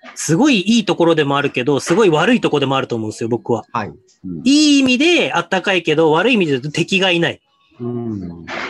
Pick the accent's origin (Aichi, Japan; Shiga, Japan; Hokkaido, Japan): Hokkaido, Japan; もともとどさんこ